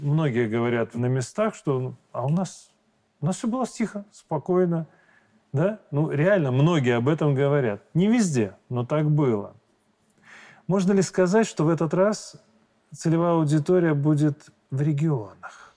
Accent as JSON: {"language": "Russian", "country": "Belarus", "said": "мы простые белорусы"}